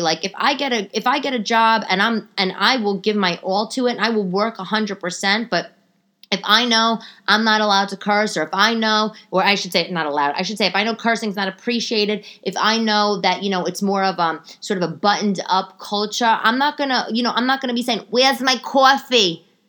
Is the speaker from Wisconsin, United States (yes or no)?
no; New York City, New York, United States; I grew up in New York